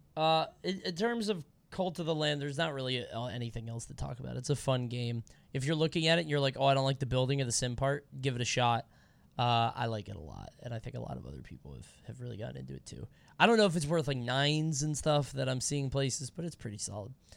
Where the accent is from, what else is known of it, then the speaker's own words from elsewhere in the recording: Montego Bay, Saint James, Jamaica; moved away; Montego Bay, baby, where I was born and raised